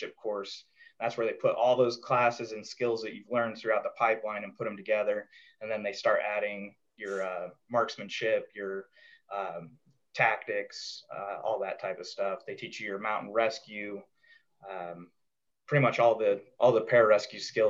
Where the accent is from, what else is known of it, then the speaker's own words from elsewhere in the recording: Colorado, United States; I grew up in Colorado